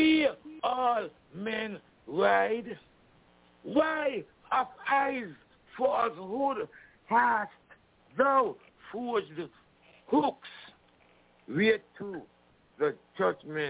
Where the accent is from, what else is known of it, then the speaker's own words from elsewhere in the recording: St. Kitts & Nevis; now in United States; I'm from the islands, you know, I'm from St. Kitts, you know, we got our independence from England, and I grew up singing God Save the Queen